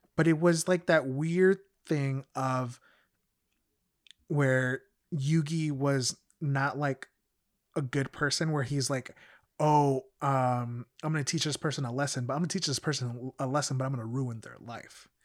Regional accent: United States; also born or lived in Mexico; being a kid growing up in the States

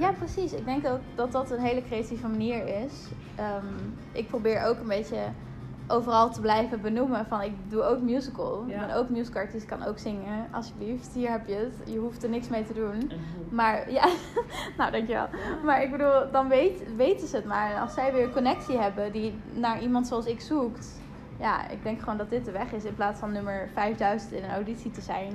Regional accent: Friesland, Netherlands; Ik kom uit Friesland

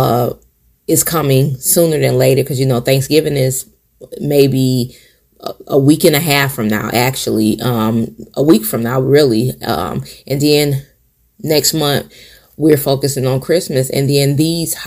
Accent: Michigan, United States; moved away as an adult; now in South Carolina, United States; my family in Michigan

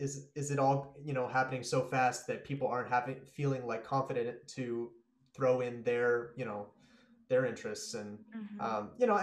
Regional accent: Pacific Northwest, United States; And like growing up in the Northwest, you know, all my friends growing up are white or like also mixed race Asians

